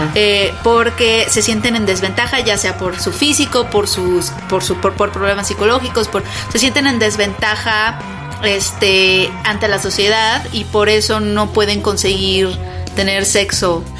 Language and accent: Spanish; Mexico City, Mexico; De la Ciudad de México